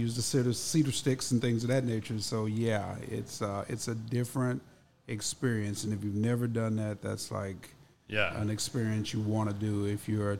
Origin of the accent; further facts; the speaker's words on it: Dallas, Texas, United States; also born or lived in Pittsburgh / Atlanta; I'm from Dallas. Obviously, I've lived in Pittsburgh. I've lived in, you know, Atlanta for a few years.